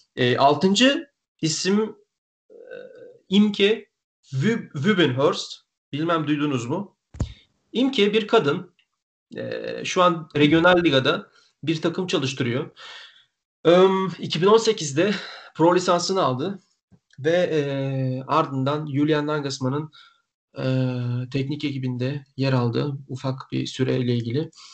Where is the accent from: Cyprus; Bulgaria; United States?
Bulgaria; ben Bulgaristanlıyım.